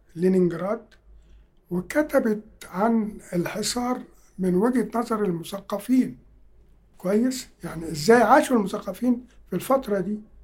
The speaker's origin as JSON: {"language": "Arabic", "country": "Egypt", "said": "بتاعتنا كمصريين"}